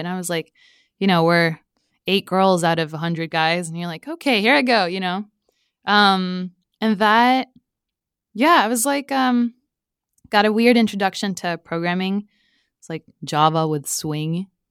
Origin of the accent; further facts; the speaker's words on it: Stockholm, Stockholm County, Sweden; also born or lived in Mexico; other than living there for three years, I grew up in Stockholm.